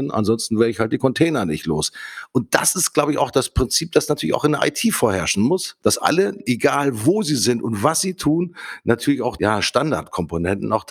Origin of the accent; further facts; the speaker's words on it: Hamburg, Germany; Ich komme aus Hamburg.